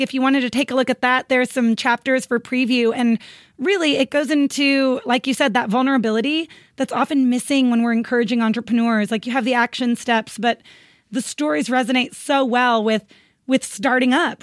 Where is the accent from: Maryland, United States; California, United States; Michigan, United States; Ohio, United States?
California, United States; Northern; moved away as an adult; also born or lived in San Diego, California; now in Los Angeles, United States; Originally, I'm from Northern California, this tiny town